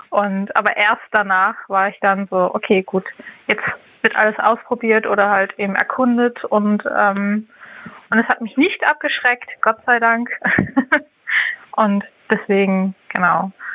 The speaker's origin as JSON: {"language": "German", "region": "Hamburg", "country": "Germany", "said": "ich bin 31 Jahre alt und ich komme aus Hamburg."}